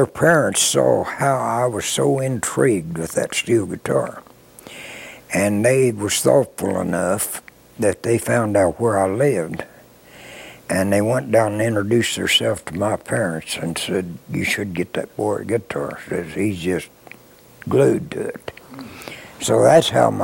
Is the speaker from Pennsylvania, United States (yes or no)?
no; Springfield, Missouri, United States; moved into Springfield, Missouri, my hometown, from Kansas City